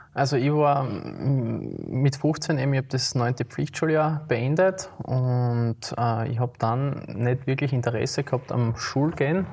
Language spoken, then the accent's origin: German; Graz, Styria, Austria; moved away as an adult; now in St. Josef, Austria; ich bin in der Stadt aufgewachsen, wie du richtig mhm. gesagt hast, in Liebenau